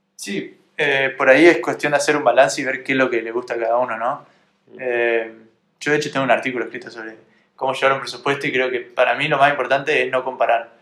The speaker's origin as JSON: {"language": "Spanish", "country": "Argentina", "said": "estábamos en mi país"}